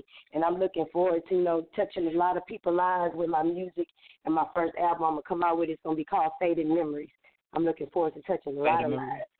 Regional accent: Lake Charles, Louisiana, United States; I'm from Lake Charles, Louisiana.

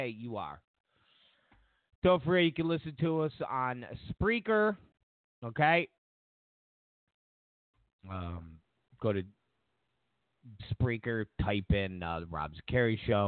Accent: Rochester, New York, United States; moved away; I'm from Rochester, New York, originally.

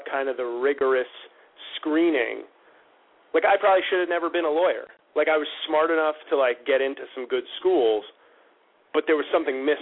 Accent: New York City, New York, United States; Oh, I grew up in New York. I grew up in oh, uh, in, okay. in the Riverdale section of the Bronx

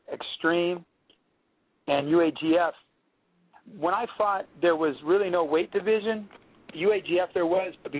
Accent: Southern California, United States; I'm actually a native Southern Californian.

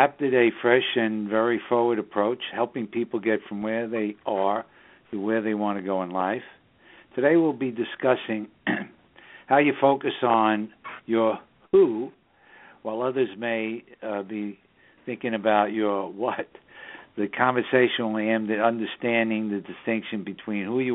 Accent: New York City, New York, United States; we broadcast from the Southern Hudson Valley region of New York State, which is also the northern suburbs of New York City, my hometown.

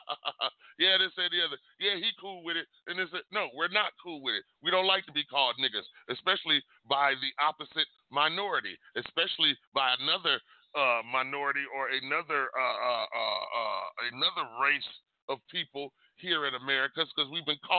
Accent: United States; also born or lived in Las Vegas; I was born here in the United States. I wasn't born overseas

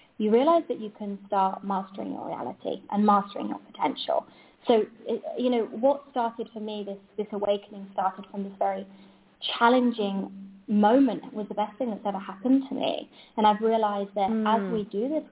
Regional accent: Spain; I'm from Spain

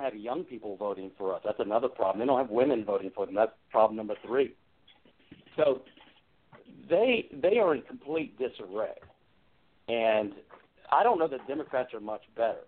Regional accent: Hampton, Virginia, United States; also born or lived in Newport News, Virginia; now in Alexandria, United States; I did grow up in the Hampton Roads area, downstate. A graduate of Hampton High School. I was born in Newport News.

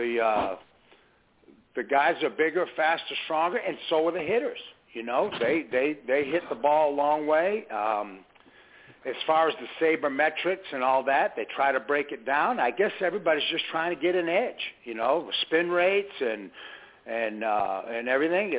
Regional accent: Massachusetts, United States; also born or lived in Methuen, Massachusetts; now in Coweta County, Georgia, United States; Growing up in Massachusetts, I played American Legion

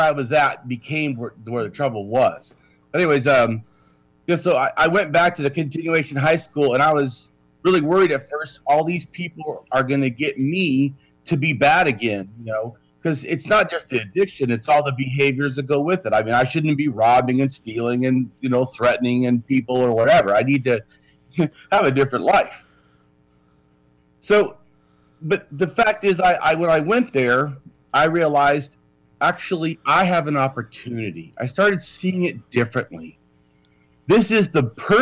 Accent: Long Beach, California, United States; I was born in California. I was born in Long Beach

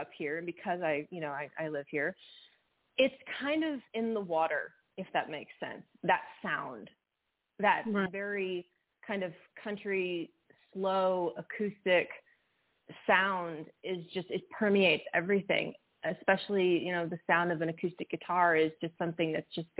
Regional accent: West Texas, United States; I'm from West Texas. I'm born and raised West Texas girl

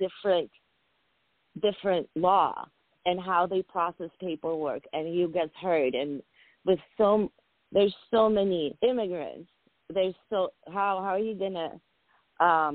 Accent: New England, United States; also born or lived in Georgia / Armenia / Soviet Union; I went to elementary school, you know, boarding school, college. My whole life has been New England

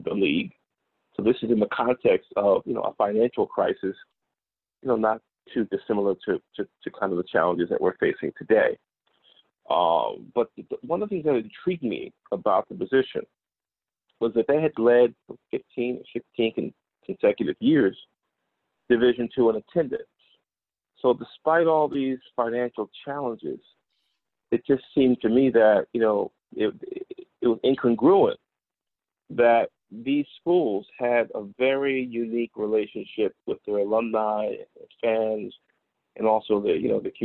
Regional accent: Newark, New Jersey, United States; I'm originally from New Jersey, born and raised, born in Newark, New Jersey.

